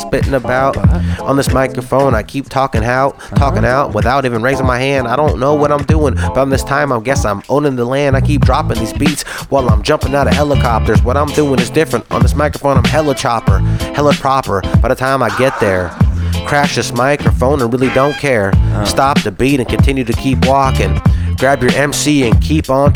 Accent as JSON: {"language": "English", "town": "Lodi", "region": "California", "country": "United States", "said": "I'm from Lodi, California"}